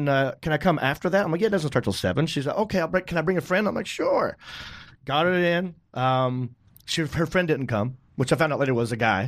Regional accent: North Carolina, United States; I talked about being from North Carolina.

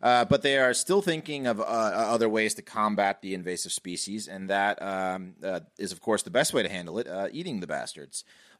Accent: Reston, Virginia, United States; I came from Reston to Herndon Middle, and it was a shock.

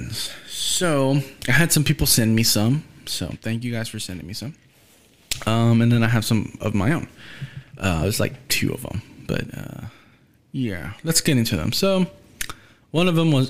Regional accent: Houston, Texas, United States; I'm from Houston

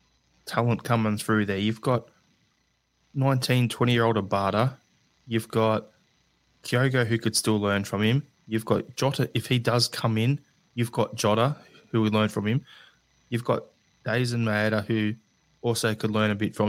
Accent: Australia; as an Australian

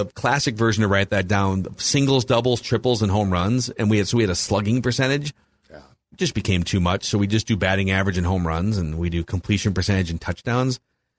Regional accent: Fargo, North Dakota, United States; Also, I'm from Fargo.

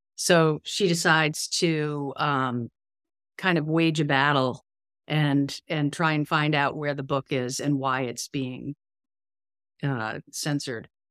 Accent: Connecticut, United States; I grew up in Connecticut.

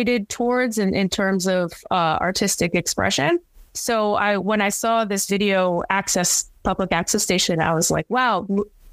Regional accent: Cranston, Rhode Island, United States; now in New York City, United States; my hometown in Cranston, Rhode Island

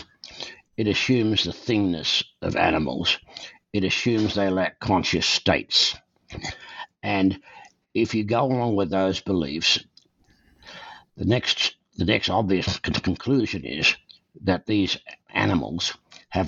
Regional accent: Australia; moved away as an adult; now in Calgary, Canada; I was born and raised in Australia. I came to Canada in 1963

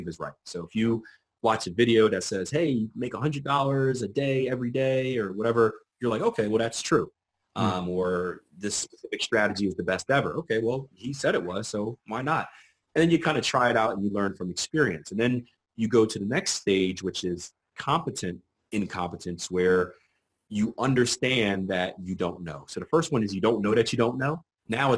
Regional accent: Philadelphia, Pennsylvania, United States; I'm from Philadelphia, PA

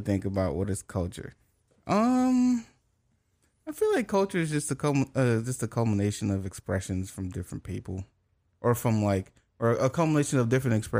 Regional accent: United States; I was born in America and I don't speak Creole.

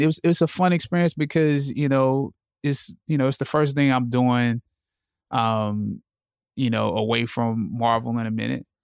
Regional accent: Anderson, South Carolina, United States; I grew up, I'm from Anderson, South Carolina

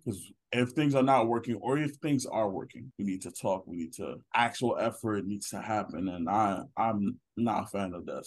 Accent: Nigeria; I'm Nigerian.

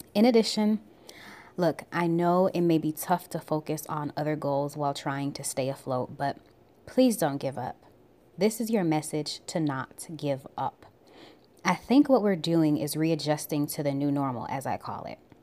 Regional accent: Buffalo, New York, United States; now in Georgia, United States; I'm originally from Buffalo, New York

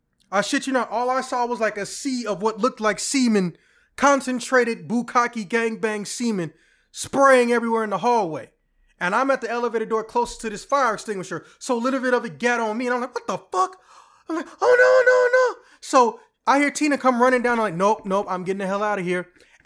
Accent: Alabama, United States; We're from Alabama? Yeah. Why do you not sound country, though? I was like, oh, well, my mom was from Illinois originally, so, you know, I kind of have both accents.

